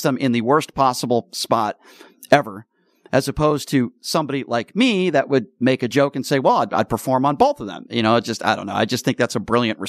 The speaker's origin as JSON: {"language": "English", "region": "Connecticut", "country": "United States", "tie": "born or raised there", "moved": "yes", "lives_now": "Las Vegas, United States", "said": "I grew up in Connecticut, and I used to spend a lot of time in Boston."}